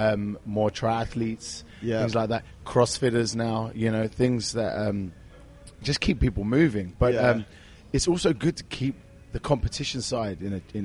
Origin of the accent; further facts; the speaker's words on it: London, United Kingdom; So basically, I was a young kid growing up in North London.